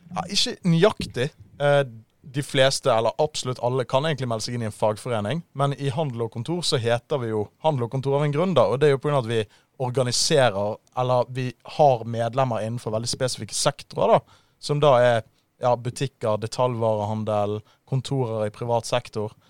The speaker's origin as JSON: {"language": "Norwegian", "town": "Bergen", "region": "Vestland", "country": "Norway", "moved": "yes", "lives_now": "Oslo, Norway", "said": "jeg er en bergenser. Jeg er 24 år, og jeg har forvillet meg på feil side av Hardangervidda. Jeg bor nå i Oslo"}